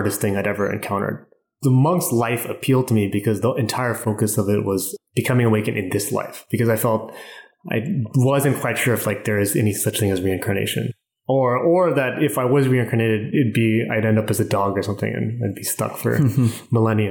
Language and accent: English; California, United States; also born or lived in Vietnam; I live in LA now. I just moved here about a month ago, but I'm originally from California